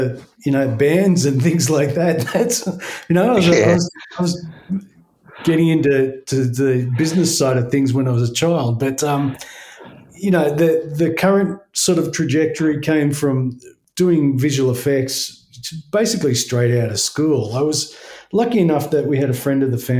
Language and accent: English; Blue Mountains, New South Wales, Australia; moved away as an adult; also born or lived in Sydney; now in Tasmania, Australia; I grew up in the Blue Mountains